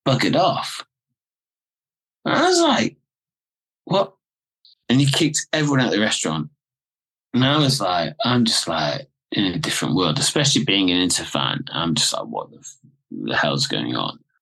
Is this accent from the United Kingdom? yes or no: yes; England, United Kingdom; I'm an English guy. So I'm fluent in Italian